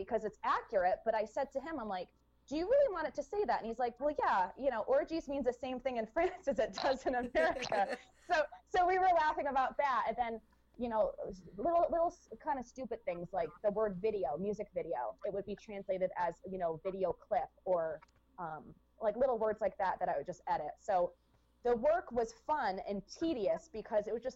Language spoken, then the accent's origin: English; United States; an American person